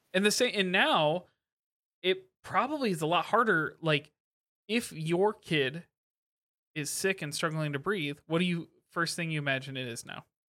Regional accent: Midwest, United States; we grew up in the Midwest

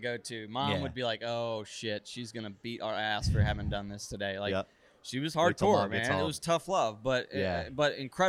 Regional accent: Raleigh, North Carolina, United States; literally where I grew up in Raleigh, because this is unique.

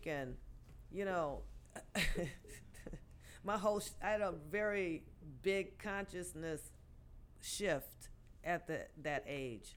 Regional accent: Detroit, Michigan, United States; born or raised there

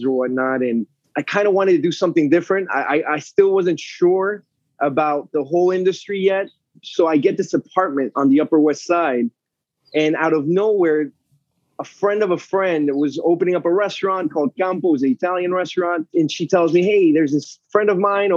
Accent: Panama; moved away as an adult; also born or lived in Concord, Massachusetts / Atlanta / New York / Florida; So I was born in Concord, moved to Panama when I was a kid

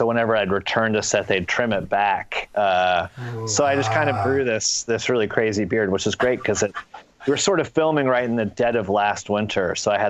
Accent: Louisville, Kentucky, United States; Yeah, I grew up in Louisville.

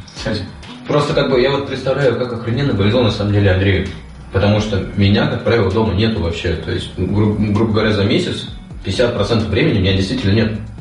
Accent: Kamchatka Krai, Russia; moved away; я с Камчатки, то есть а, это оттуда, где живут драконы

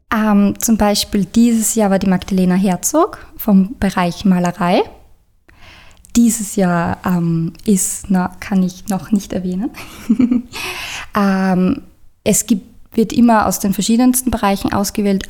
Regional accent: Eibiswald, Styria, Austria; Ich bin ursprünglich aus Eibiswald

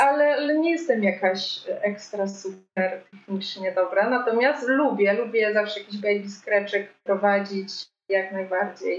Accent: Krasne, Subcarpathian Voivodeship, Poland; moved away as an adult; now in Kraków, Poland; ja pochodzę z małego miasta na Podkarpaciu, z Krasna, ale wyjechałam tutaj do Krakowa na studia

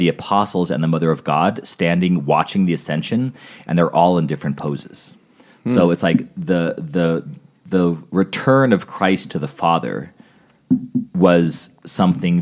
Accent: Albuquerque, New Mexico, United States; moved away; Growing up in Albuquerque

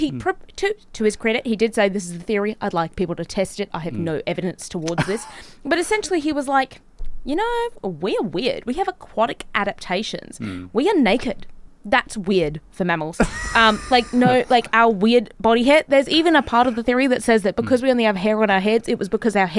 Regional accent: Gold Coast, Queensland, Australia; Growing up on the Gold Coast

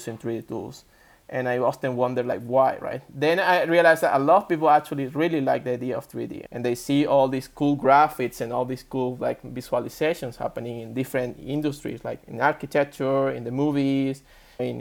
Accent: Venezuela; I was born in Venezuela. It's a Latin American, South America. I was raised there

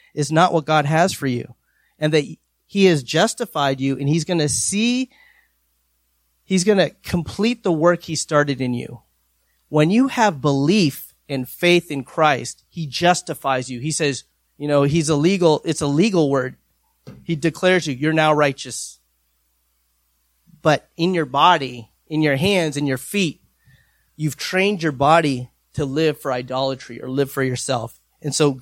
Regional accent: New Hampshire, United States; I'm from New Hampshire

